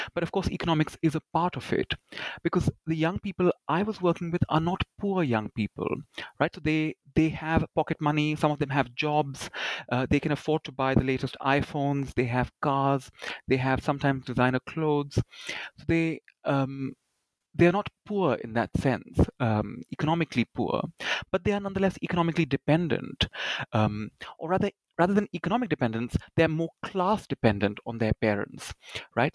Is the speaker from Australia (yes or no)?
no; India; growing up in India as a as a young person